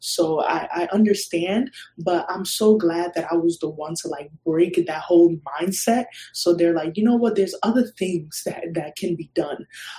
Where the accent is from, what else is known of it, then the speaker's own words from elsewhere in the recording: Ghana; Like, if anything, we're from Ghana. They've seen a lot of hardship. They worked hard to come here.